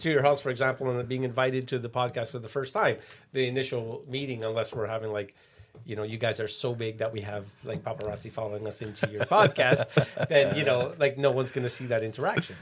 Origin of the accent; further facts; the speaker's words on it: Canada; we grew up in Canada